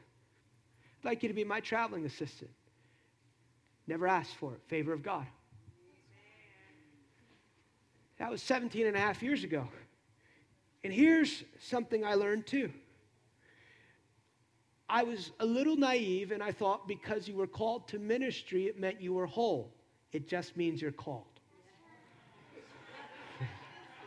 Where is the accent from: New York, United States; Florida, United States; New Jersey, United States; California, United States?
New Jersey, United States; I grew up in New Jersey, in a Hispanic home